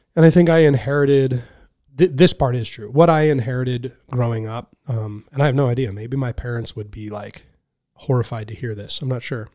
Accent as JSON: {"language": "English", "town": "Anderson", "country": "United States", "tie": "born or raised there", "also_born_or_lived": "Reading", "moved": "as an adult", "lives_now": "Buffalo, United States", "said": "I grew up in Anderson."}